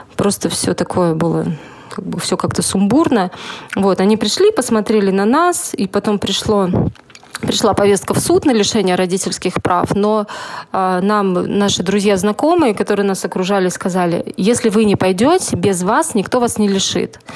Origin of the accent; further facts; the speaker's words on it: Saint Petersburg, Russia; Хотя я единственная была сама как бы питерская